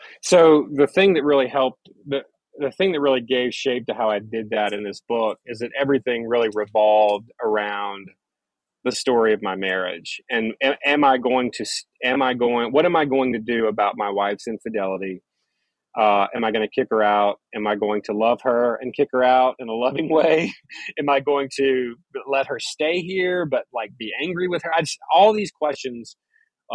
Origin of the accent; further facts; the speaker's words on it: Mississippi, United States; growing up in the Church of Christ in Mississippi